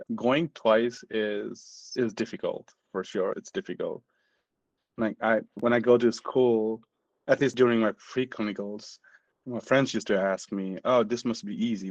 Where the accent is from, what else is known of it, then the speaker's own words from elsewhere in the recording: Nepal; moved away as an adult; now in United States; I'm from Nepal. Originally, I'm from Nepal. I immigrated back in 2012 to the US.